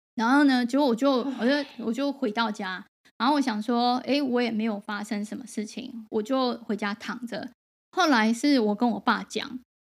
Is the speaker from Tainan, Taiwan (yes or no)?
no; Taoyuan, Taiwan; 我小时候是在桃园长大的